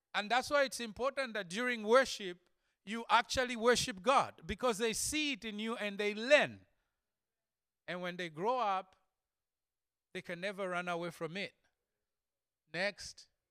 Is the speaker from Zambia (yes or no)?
yes; Zambia; I come from Zambia